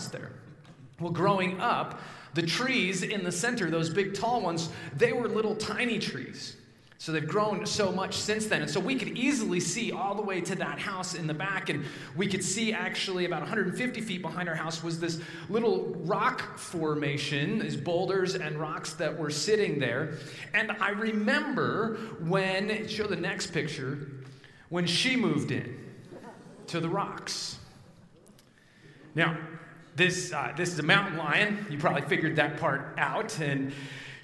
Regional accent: Evergreen, Colorado, United States; now in New Jersey, United States; I grew up in a little town called Evergreen, just west of Denver, up into the mountains

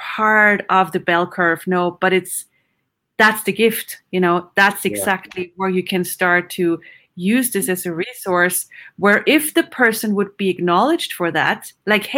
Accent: Vienna, Austria; English is a second language; moved away as an adult; also born or lived in Houston, Texas / Sweden; I grew up in Vienna, Austria.

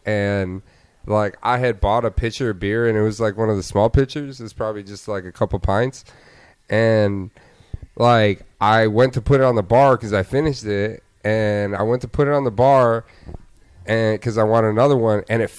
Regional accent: Rochester, Michigan, United States; Rochester. It's like probably, I don't know, 30, 35 minutes, like northwest of Detroit.

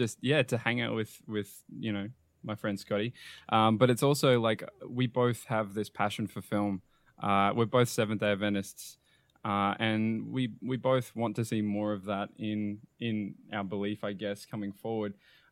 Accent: Sydney, New South Wales, Australia; born there; also born or lived in New Zealand; I moved and lived in New Zealand. I've lived across pretty much almost every single state in Australia. And now I've pretty much wound up back in New South Wales

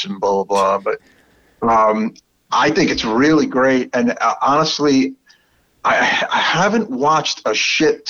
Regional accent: New York City, New York, United States; accent: Brooklyn; my terrible Brooklyn accent

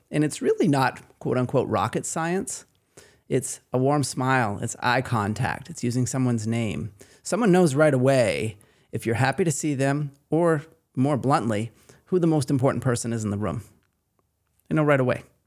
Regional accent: Maine, United States; accent: Maine

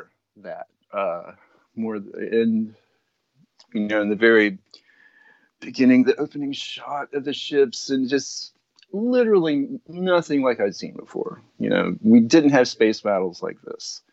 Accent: the South, United States; I grew up in the South, in rural America

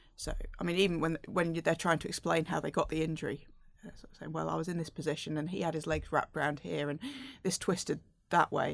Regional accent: United Kingdom; I'm British

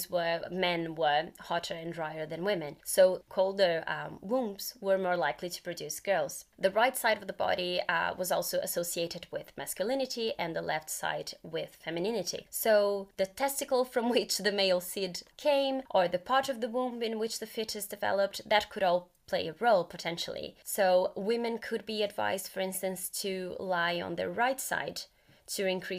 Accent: Brazil; moved away; I'm originally from Brazil

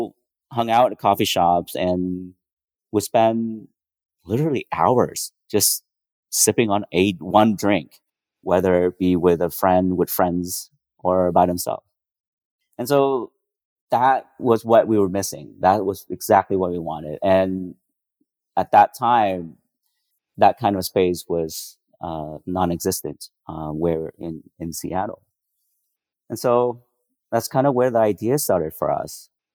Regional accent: Vietnam; The coffee culture that I grew up in Vietnam was kind of the opposite.

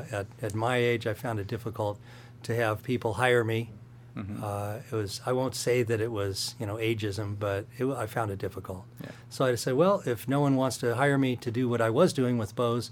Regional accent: Midwest, United States; I grew up in the Midwest, enjoyed that, moved out to go to music school

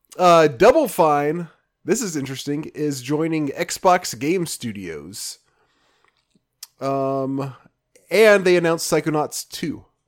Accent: Memphis, Tennessee, United States; moved away; I grew up in Memphis, but I never, ever went to Graceland

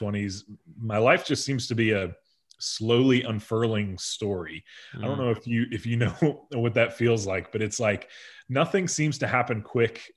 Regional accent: Bloomfield, New Jersey, United States; moved away as an adult; now in Nashville, United States; I grew up in Bloomfield, New Jersey, which is northeastern New Jersey

